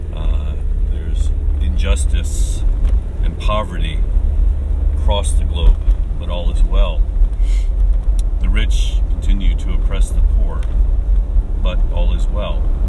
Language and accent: English; United States; now in Japan; my home country of, of the U.S.